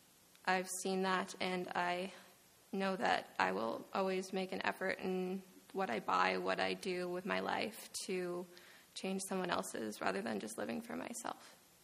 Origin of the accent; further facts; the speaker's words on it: Petitcodiac, New Brunswick, Canada; I'm from Petticodiac.